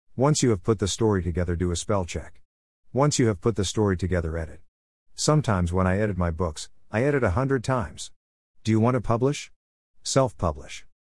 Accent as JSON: {"language": "English", "town": "Melbourne", "region": "Victoria", "country": "Australia", "tie": "born or raised there", "moved": "yes", "lives_now": "Smithfield, Australia", "said": "I was born in Melbourne, Australia."}